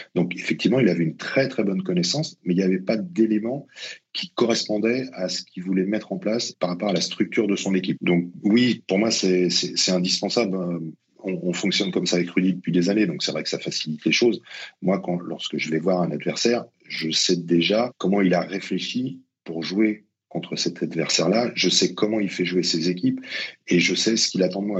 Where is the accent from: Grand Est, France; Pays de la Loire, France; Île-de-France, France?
Île-de-France, France; Colombes; also born or lived in Essonne; je suis originaire de, de Colombe, donc j'ai connu qu'un seul club, c'était la Colombienne